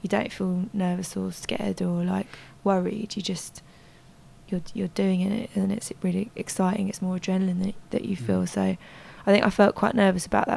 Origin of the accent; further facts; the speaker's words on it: London, United Kingdom; being a teenager growing up in London